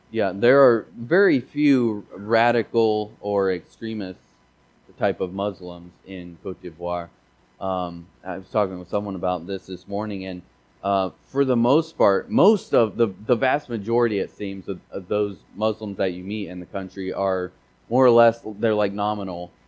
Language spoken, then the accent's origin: English; Missouri, United States; I grew up in Missouri, and we didn't really speak a lot of French there.